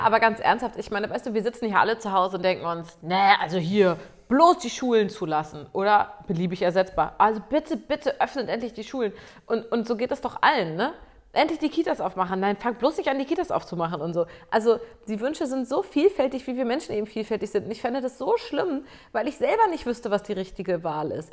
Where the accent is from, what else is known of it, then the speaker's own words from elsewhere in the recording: Germany; ich als Deutsche hier